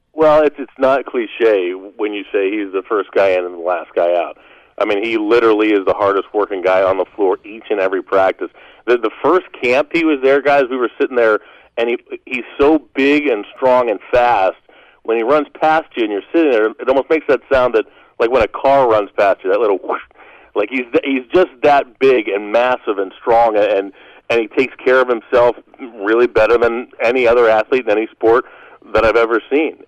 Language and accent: English; Western Pennsylvania, United States; now in Ohio, United States; I'm I'm from Western Pennsylvania, so we grew up with the NHL